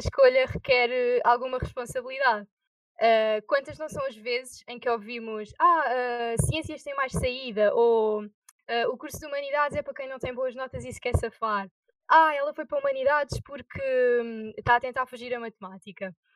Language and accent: Portuguese; Azinhaga, Santarém District, Portugal; Tenho 18 anos e sou da Azinhaga